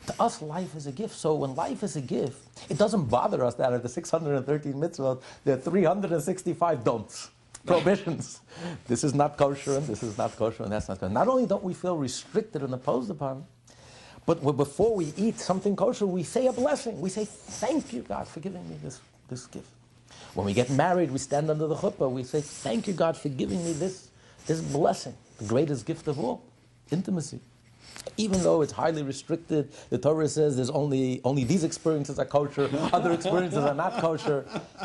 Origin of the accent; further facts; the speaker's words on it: United States; I know we're American